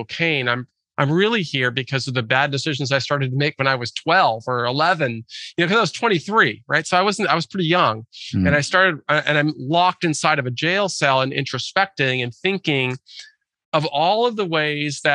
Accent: Lake Forest Park, Washington, United States; I grew up in Lake Forest Park, which is a suburb of North Seattle

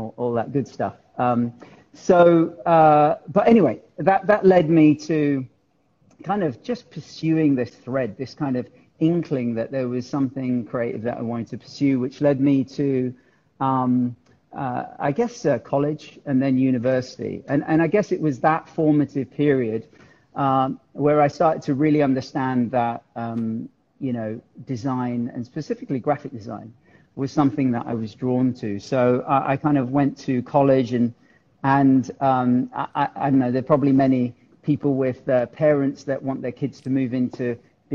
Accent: London, United Kingdom; also born or lived in Gujarat, India; I was actually born in India, in Gujarat, but my folks moved to the UK when I was two. So essentially I've spent all my life in the UK. I grew up in South London and then North London. So I genuinely am a Londoner

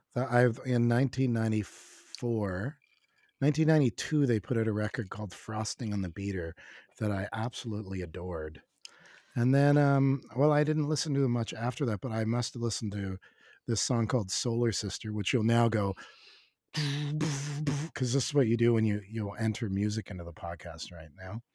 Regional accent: Canada; as a Canadian, as a Canadian

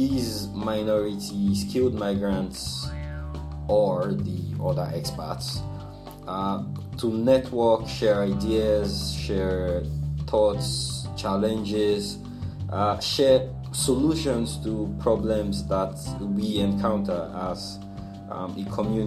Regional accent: Nigeria; moved away as an adult; now in Malaysia; I'm from Nigeria

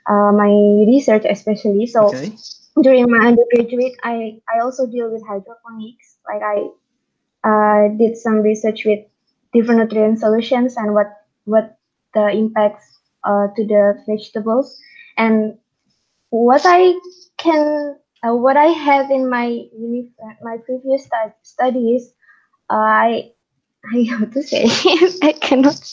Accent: Indonesia; moved away as an adult; now in Japan; I'm from Indonesia, and now I'm studying uh, master as a master student, ABP student at Shizuoka University.

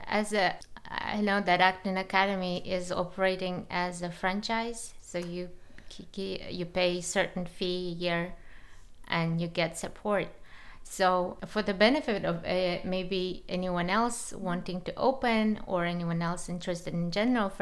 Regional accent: Kazakhstan; I'm from Kazakhstan

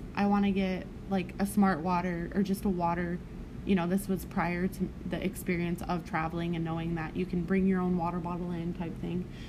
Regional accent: Arkansas, United States; also born or lived in California / Nevada; back to Arkansas because I did a lot of growing up around there

